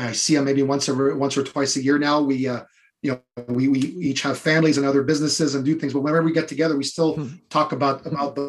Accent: Ottawa, Ontario, Canada; in my area when I grew up in Ottawa

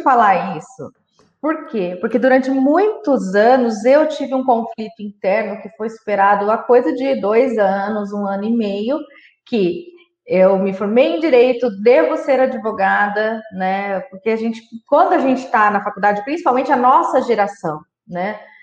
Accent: Marília, São Paulo, Brazil; aqui na minha cidade, eu sou de Marília, São Paulo

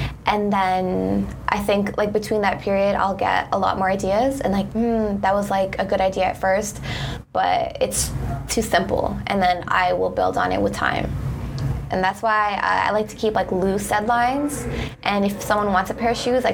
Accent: Toronto, Ontario, Canada; I'm from Scarborough, from the East End.

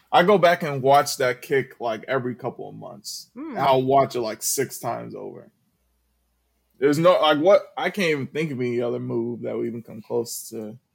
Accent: Detroit, Michigan, United States; now in Toledo, United States; I'm from Detroit, but I live in Toledo right now.

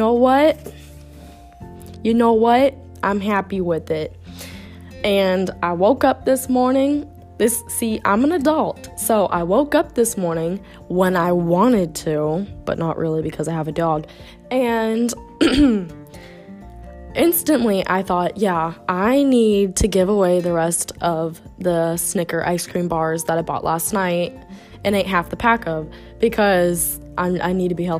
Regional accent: United States; moved away as an adult; now in Italy; we're American

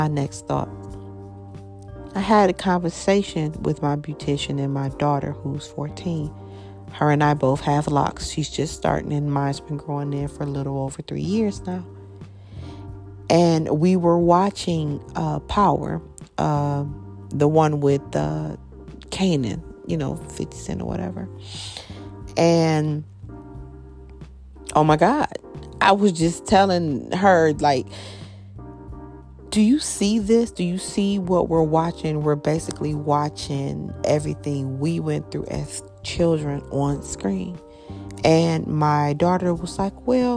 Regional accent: Michigan, United States; I'm from Michigan

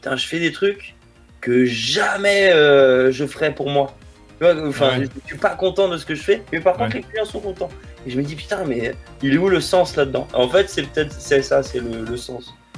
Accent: La Rochelle, Nouvelle-Aquitaine, France; moved away; also born or lived in Rennes / Paris; je viens de La Rochelle, une toute petite ville euh, sur la côte atlantique en France.

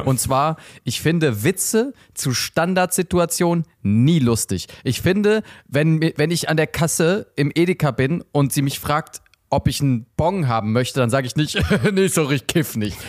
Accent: Germany; ich jetzt als Deutscher

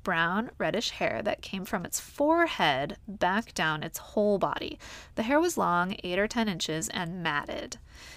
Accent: Whidbey Island, Washington, United States; moved away; since I'm originally from Washington, I thought I would have a little look-see at the sightings that have been reported there. And, excitedly, I found some sightings from my hometown on Whidbey Island

